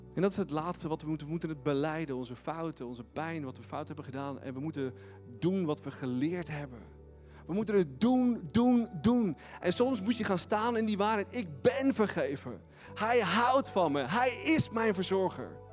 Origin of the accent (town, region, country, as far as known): Netherlands